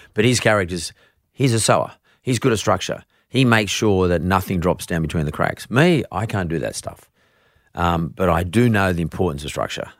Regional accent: Australia; I'm from Australia

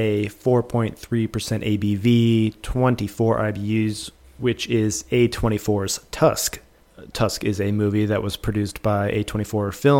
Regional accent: United States; we're American

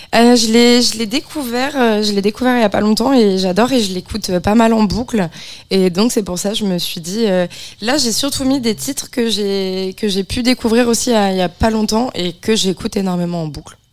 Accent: Beaujolais, Auvergne-Rhône-Alpes, France; moved away; je viens de la campagne profonde, mm. profonde, hein, du, du, milieu du Beaujolais

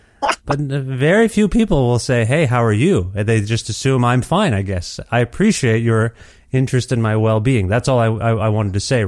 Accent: Ontario, Canada; moved away; so that's where I lived for most of my life, actually. I'm from nearby, and then I moved there for school. Anyway, so I do miss Ontario, and I used to go into Toronto all the time.

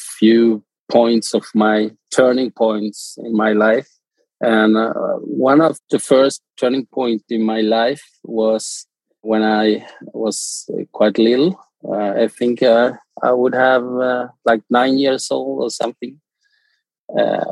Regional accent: Argentina; moved away; I'm from Argentina

